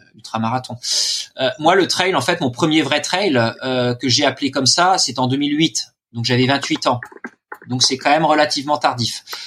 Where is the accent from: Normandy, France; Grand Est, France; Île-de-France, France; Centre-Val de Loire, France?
Normandy, France; je suis normand.